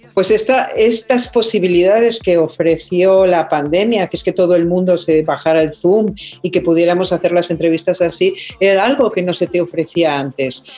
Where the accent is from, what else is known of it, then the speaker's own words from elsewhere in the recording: Mexico; soy mexicana